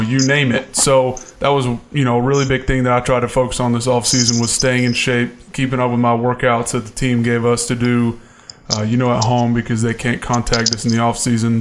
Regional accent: Atlanta, Georgia, United States; now in Buffalo, United States; being from my hometown of Atlanta, or I guess suburb.

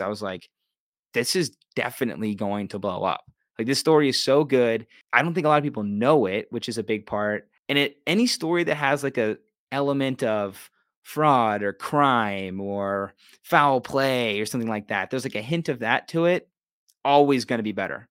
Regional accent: Pittsburgh, Pennsylvania, United States; moved away as an adult; also born or lived in Los Angeles; And I just love Pittsburgh. This is my hometown.

